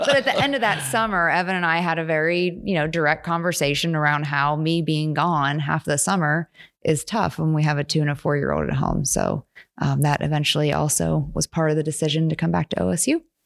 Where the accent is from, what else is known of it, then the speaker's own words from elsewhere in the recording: Morgantown, West Virginia, United States; moved away as an adult; also born or lived in Pittsburgh, Pennsylvania; now in Stillwater, United States; grew up most of, like, high school in Morgantown, West Virginia. And so I spent ten years there